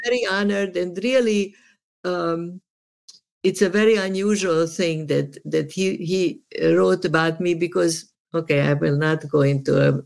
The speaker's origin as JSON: {"language": "English", "town": "Subotica", "region": "Vojvodina", "country": "Serbia", "moved": "yes", "lives_now": "United States", "said": "I am from Yugoslavia"}